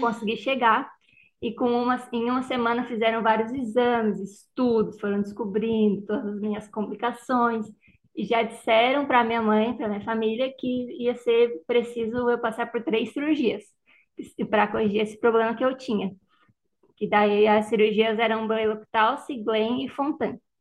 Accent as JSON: {"language": "Portuguese", "town": "Criciúma", "region": "Santa Catarina", "country": "Brazil", "tie": "born or raised there", "moved": "as an adult", "lives_now": "Porto Alegre, Brazil", "said": "eu sou de Criciúma, né, natural de Criciúma. Vim para Porto Alegre para fazer a pós-graduação"}